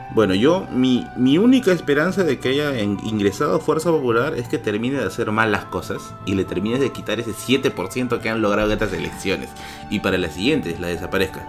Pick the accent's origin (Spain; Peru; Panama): Peru; Tacna; moved away; yo soy de Tacna, yo nacido en Tacna y voy a visitarla cada cierto tiempo.